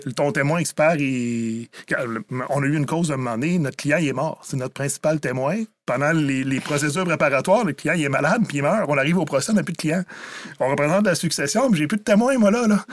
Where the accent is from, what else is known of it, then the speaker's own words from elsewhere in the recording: Rivière-du-Loup, Quebec, Canada; Je viens de Rivière-du-Loup